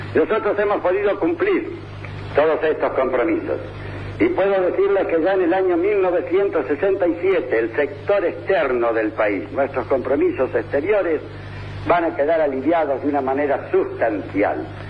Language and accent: Spanish; Argentina